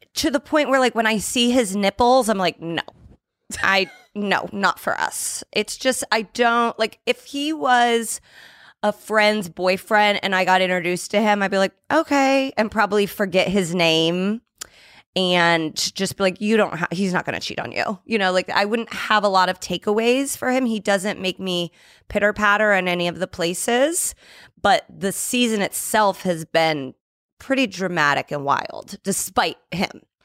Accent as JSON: {"language": "English", "town": "Indianapolis", "region": "Indiana", "country": "United States", "said": "I'm from Mi, uh, Indianapolis"}